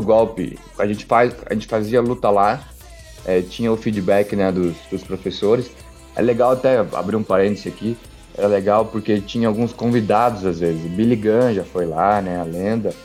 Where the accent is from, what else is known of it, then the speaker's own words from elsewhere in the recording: Brazil; moved away; vim do Brasil